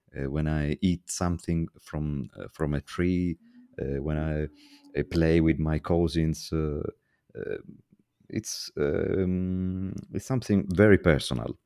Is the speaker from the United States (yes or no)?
no; Italy; I'm from Italy.